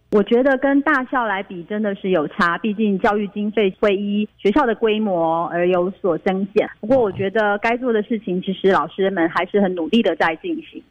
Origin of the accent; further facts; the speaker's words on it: Nantou County, Taiwan; moved away as an adult; also born or lived in Taipei; now in Kaohsiung, Taiwan; 我当年分发就回到我的家乡，我是住南投，所以我回到南投的南岗国中，在那边三年的特教班